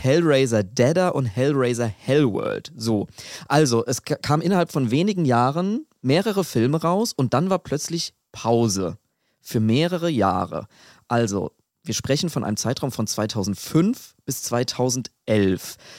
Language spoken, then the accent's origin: German; Aschaffenburg, Bavaria, Germany; dass in Aschaffenburg, wo ich aufgewachsen bin